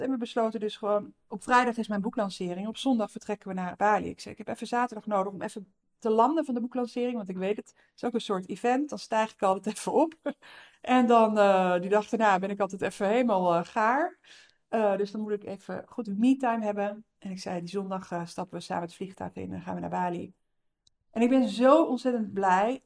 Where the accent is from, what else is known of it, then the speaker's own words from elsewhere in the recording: North Brabant, Netherlands; Ik kom uit Brabant